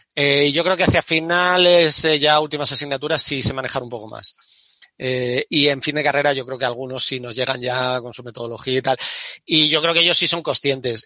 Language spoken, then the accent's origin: Spanish; Andalusia, Spain; yo soy, yo soy de Andalucía